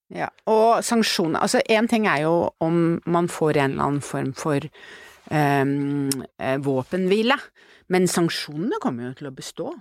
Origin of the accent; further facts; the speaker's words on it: Norway; som nordmann